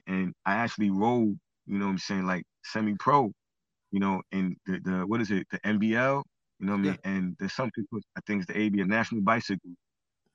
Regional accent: New York City, New York, United States; I'm originally from Brooklyn, born and raised

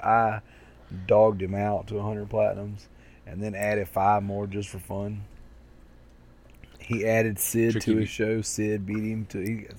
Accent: United States; I'm American.

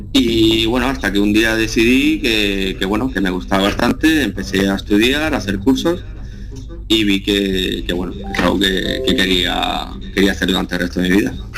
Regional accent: La Unión, Region of Murcia, Spain; moved away as an adult; also born or lived in Cartagena / Barcelona; Yo soy natural de Cartagena. Pues- eh, yo, aunque nací en Cartagena, he vivido toda la vida en, la ciudad de La Unión. Está a 8 kilómetros de aquí de Cartagena.

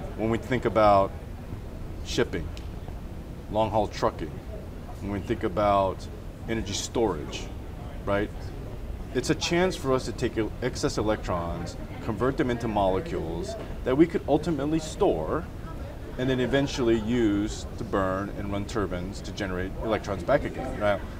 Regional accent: Chicago, Illinois, United States; I'm from Chicago

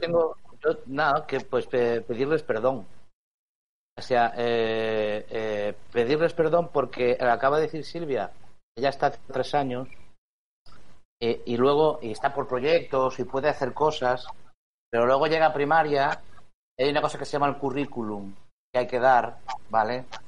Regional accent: Spain; como español

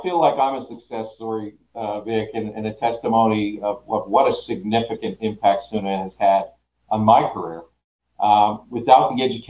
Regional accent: Canada; moved away as an adult; now in Oklahoma, United States; back in 1994 when I moved to Oklahoma from Canada.

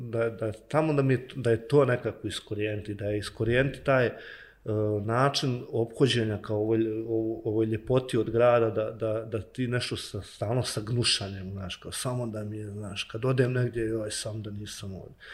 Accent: Banja Luka, Republika Srpska, Bosnia & Herzegovina; odrastao u Novoj Varoši, odrastao po tim alejama, po tim klupama, na školskim igralištima

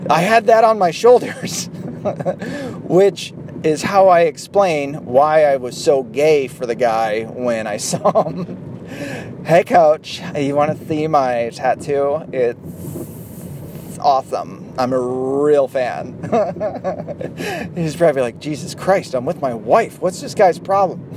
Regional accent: Michigan, United States; also born or lived in the South; I grew up in the South, all right? However, I kind of grew up half in Michigan

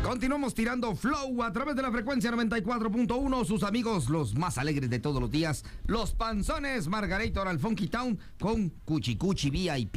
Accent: Quetzaltenango, Guatemala; soy de Shela

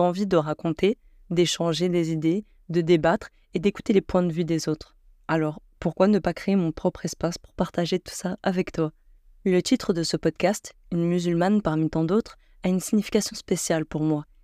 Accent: Algeria; j'ai 21 ans et je suis algérienne.

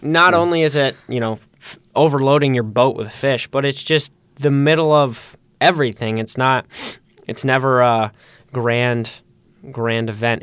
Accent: Holland, Michigan, United States; I too have lived in Holland my whole life

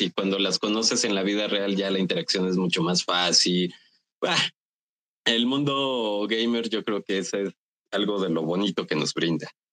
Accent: Mexico

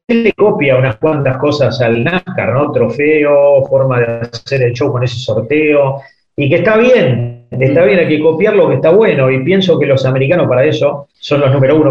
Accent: Buenos Aires, Argentina; vivo dos cuadras de la cancha de Nueva Chicago

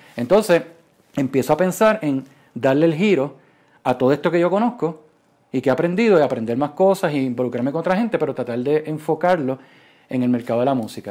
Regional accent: Puerto Rico; moved away as an adult; also born or lived in Silicon Valley; Yo me fui de Puerto Rico en el 2012, eh, me fui para Silicon Valley

